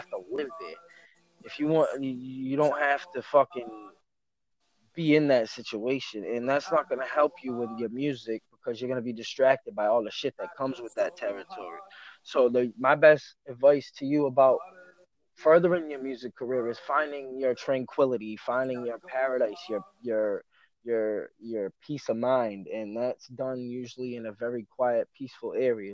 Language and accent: English; Massachusetts, United States; I'm from Massachusetts